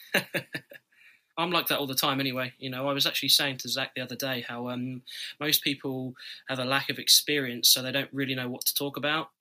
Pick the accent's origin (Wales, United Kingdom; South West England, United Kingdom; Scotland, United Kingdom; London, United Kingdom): Scotland, United Kingdom; also born or lived in Florida, United States; I'll be back in Scotland.